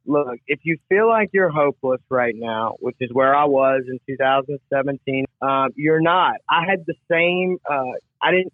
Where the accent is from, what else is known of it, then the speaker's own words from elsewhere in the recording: Gulfport, Mississippi, United States; I grew up in, uh, in Gulfport, Mississippi, uh, on the Mississippi coast